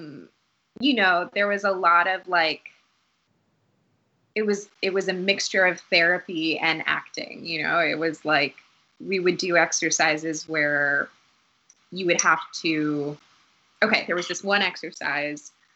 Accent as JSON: {"language": "English", "town": "Newton", "region": "Massachusetts", "country": "United States", "tie": "born or raised there", "also_born_or_lived": "Boston, Massachusetts / Dorchester, Boston", "said": "around 7 or 8, we moved to a suburb called Newton, Massachusetts."}